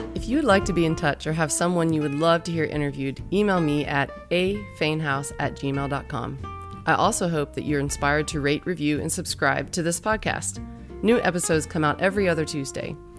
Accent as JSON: {"language": "English", "region": "North Carolina", "country": "United States", "said": "we're both from North Carolina"}